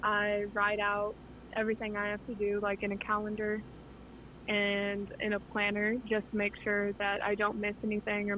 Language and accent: English; Butler, Missouri, United States; moved away as an adult; now in Conway, United States; I grew up in Butler, Missouri